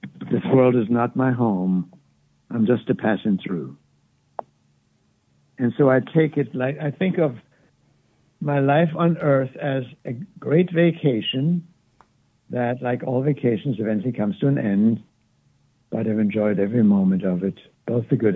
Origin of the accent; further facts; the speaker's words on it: Wittenberg, Saxony-Anhalt, Germany; now in United States; I'm from Wittenberg, Germany